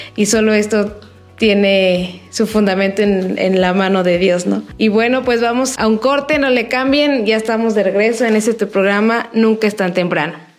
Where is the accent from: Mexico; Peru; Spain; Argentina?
Mexico; como mexicano